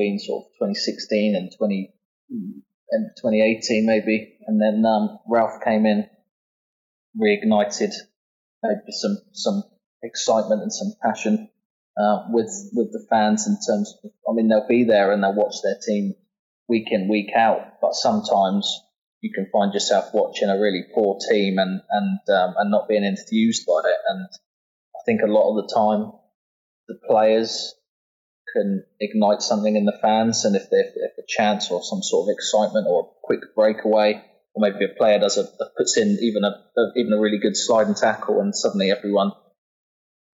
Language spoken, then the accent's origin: English; Southampton, South East England, United Kingdom; born and bred in Southampton. I've lived here all my life.